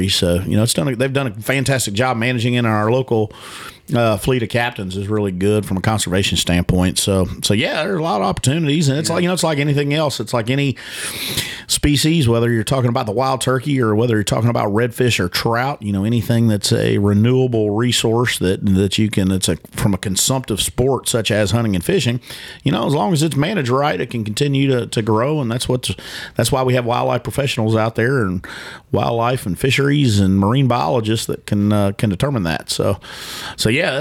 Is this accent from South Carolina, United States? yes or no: yes; South Carolina, United States; My accent was completely out of place here in my hometown